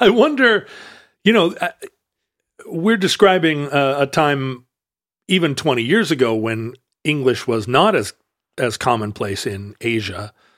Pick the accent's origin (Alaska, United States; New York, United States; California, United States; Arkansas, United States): Alaska, United States; now in Pacific Northwest, United States; I grew up in Alaska and that we live here in the Northwest